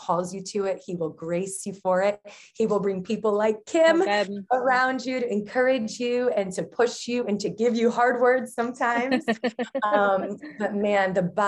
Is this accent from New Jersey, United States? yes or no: yes; New Jersey, United States; I'm a Jersey girl. Okay. Born and raised in New Jersey, but Portuguese.